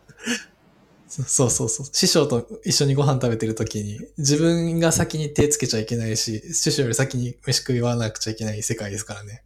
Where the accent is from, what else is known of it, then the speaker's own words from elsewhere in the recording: Osaka, Japan; 大阪のなんか出身だし